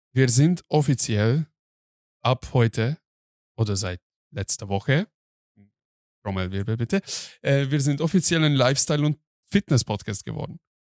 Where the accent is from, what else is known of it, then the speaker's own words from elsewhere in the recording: Hungary; now in Germany; Ich bin Ausländer, ich komme aus Ungarn und ich kenne nur die ungarische Variante